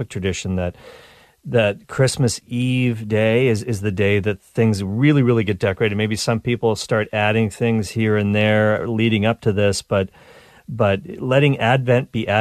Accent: Nova Scotia, Canada; I grew up in Nova Scotia, so I feel like that was the Canadian Maine

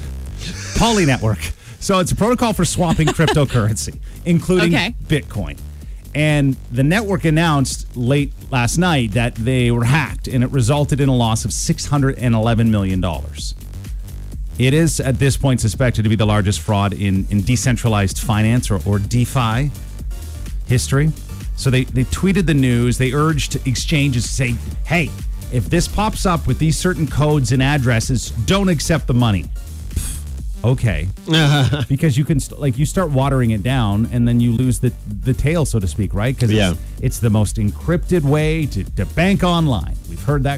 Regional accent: Tara, Ontario, Canada; myself in Tara, Ontario

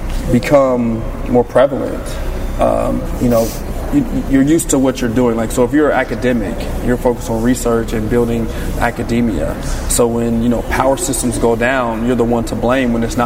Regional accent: Dayton, Ohio, United States; now in Pittsburgh, United States; I'm a native Ohioan

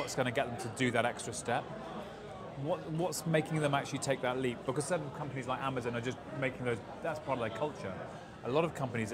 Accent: United Kingdom; moved away; also born or lived in Los Angeles; I'm a Brit

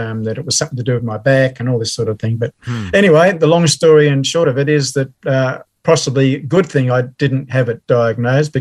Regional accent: Melbourne, Victoria, Australia; also born or lived in England; Born and raised in Melbourne. So I've always been a Melbourne person

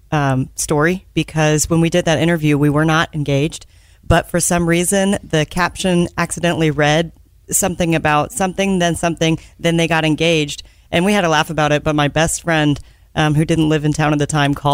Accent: Richardson, Texas, United States; born or raised there

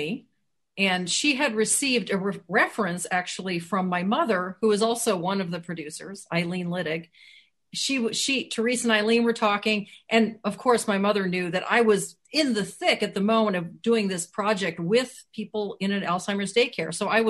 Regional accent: Wisconsin, United States; because it's set in my home state, Wisconsin. I feel like these are my people.

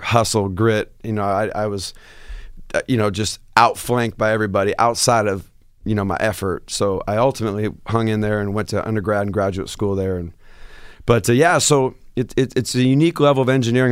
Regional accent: Seattle, Washington, United States; moved away as an adult; I said, Seattle

